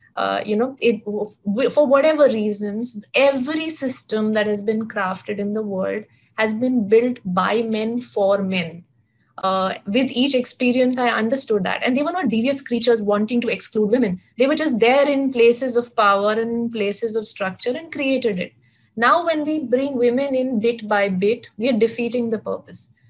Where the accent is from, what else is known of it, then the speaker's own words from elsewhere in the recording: Mumbai, Maharashtra, India; a girl born and brought up in Mumbai, living in Bandra